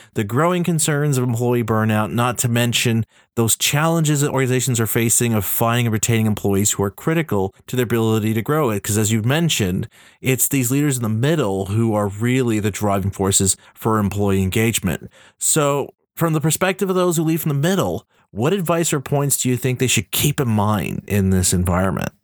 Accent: Canada; I'm Canadian.

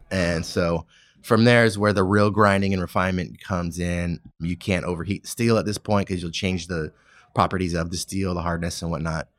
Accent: California, United States; I grew up in California

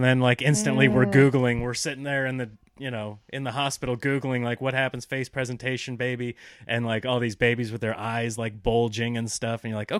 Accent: Nebraska, United States; growing up in Nebraska

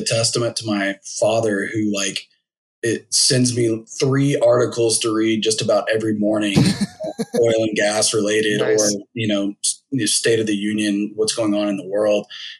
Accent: Singapore; born there; I always had an affinity to try to go to back to Southeast Asia where I was born in Singapore.

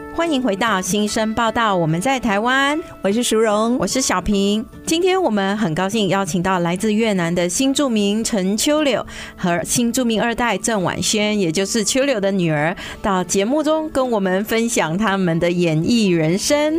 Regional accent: Malaysia; accent: Malaysian; now in Taiwan; 马来西亚腔

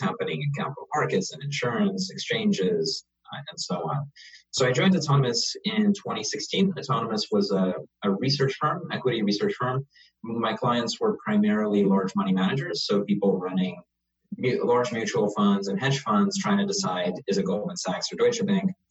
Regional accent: New York, United States; moved away as an adult; now in London, United Kingdom; I grew up in New York

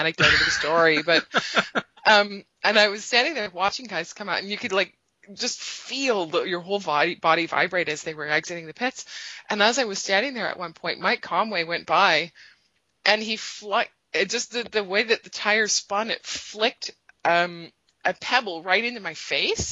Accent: Canada; I'm Canadian

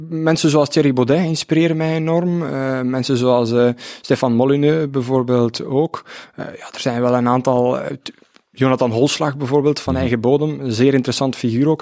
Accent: Opwijk, Flanders, Belgium; also born or lived in Ghent; afkomstig uit Opwijk, dat is een, eh, een dorp op de grens van Vlaams-Brabant en Oost-Vlaanderen.

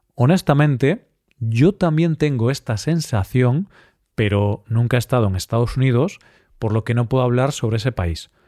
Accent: Spain; ya que soy español y he vivido prácticamente toda mi vida en España

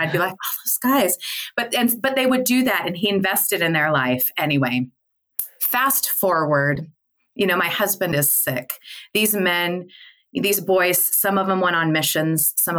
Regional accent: Midwest, United States; because I came from the Midwest

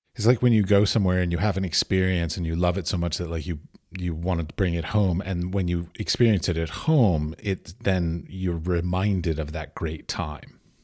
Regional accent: United States; I'm an American

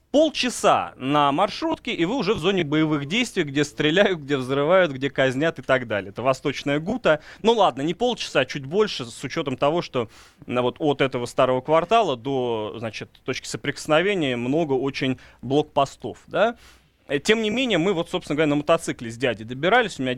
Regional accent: Russia; Ну, по мне не видно, что я из России.

